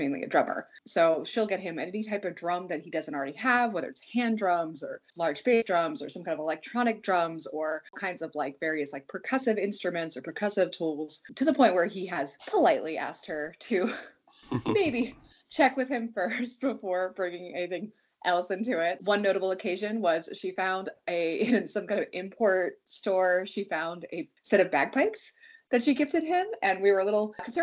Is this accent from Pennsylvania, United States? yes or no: yes; Pittsburgh, Pennsylvania, United States; also born or lived in Virginia; I was born in Virginia, but we moved to the like Allegheny County, Pittsburgh region when I was like 3 or 4